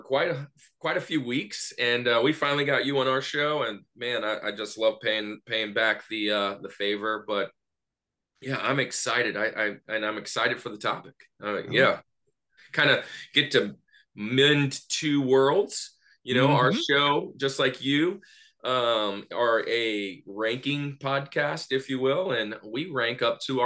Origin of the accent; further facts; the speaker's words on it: Louisiana, United States; now in Atlanta, United States; I live in Atlanta now. I'm from the Louisiana area